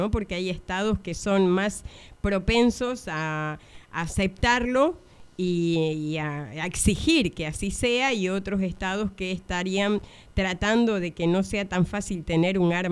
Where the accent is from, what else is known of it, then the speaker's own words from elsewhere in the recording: Argentina; Como argentino en el exterior, eh, podés hacerlo si, si querés.